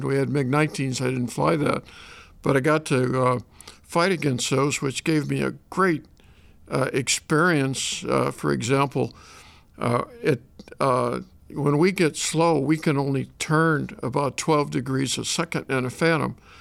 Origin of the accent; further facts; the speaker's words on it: Shelbina, Missouri, United States; moved away as an adult; also born or lived in Los Angeles, California / Chicago area, Illinois; I was born in Los Angeles, but when I was in the sixth grade, we moved back to Shelbyne, Missouri